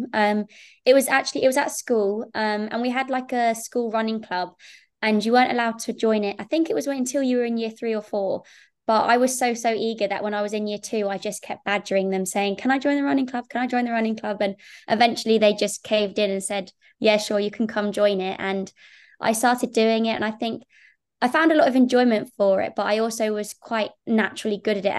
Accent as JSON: {"language": "English", "town": "Saffron Walden", "region": "East of England", "country": "United Kingdom", "tie": "born or raised there", "said": "I grew up just outside Cambridge, and I went to school in a little town called Saffron Walden, which is, yeah, very close to Cambridge"}